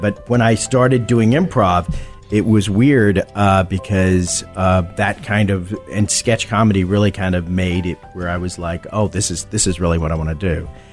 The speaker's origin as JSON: {"language": "English", "region": "Texas", "country": "United States", "moved": "yes", "said": "I'm from Texas. Yes. Originally"}